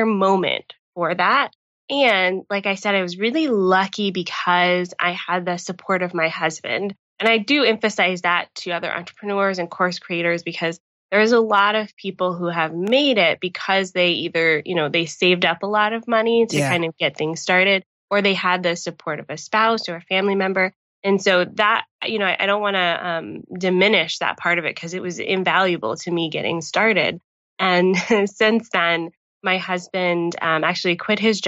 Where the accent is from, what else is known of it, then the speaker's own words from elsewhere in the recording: Atlanta, Georgia, United States; moved away as an adult; now in Niagara Falls, Canada; I'm from Atlanta, hot Atlanta